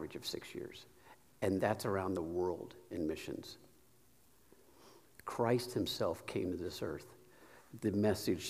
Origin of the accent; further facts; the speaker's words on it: Sharpsville, Indiana, United States; also born or lived in Kokomo; I grew up in Sharpsville, but I tipped in Kokomo area. I grew up in this area. Graduated from Tri-Central.